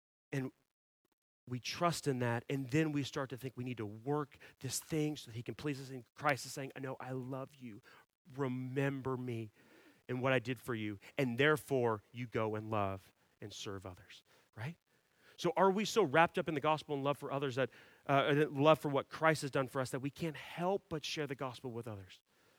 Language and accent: English; Dallas, Texas, United States; I grew up in Dallas, and my main sport was hockey.